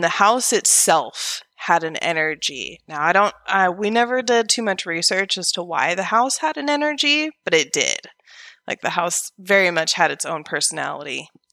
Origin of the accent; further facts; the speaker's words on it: Oregon, United States; moved away as an adult; also born or lived in Vancouver, Washington; now in Alabama, United States; from Oregon, which is where I was originally born and raised